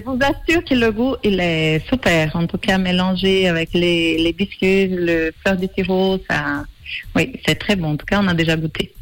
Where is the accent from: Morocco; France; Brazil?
Brazil; French is a second language; moved away as an adult; now in Switzerland; je suis brésilienne, ça fait 16 ans que je suis en Suisse